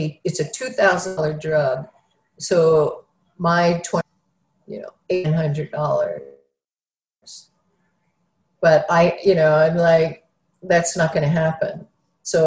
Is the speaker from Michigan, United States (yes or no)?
no; Philadelphia, Pennsylvania, United States; I grew up in Philadelphia